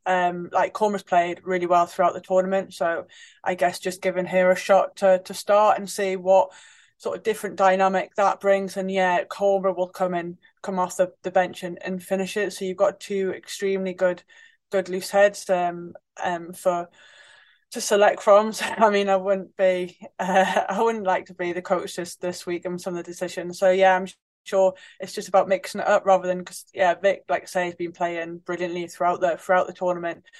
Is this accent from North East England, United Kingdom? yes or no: yes; Newcastle upon Tyne, North East England, United Kingdom; growing up in Newcastle as a kid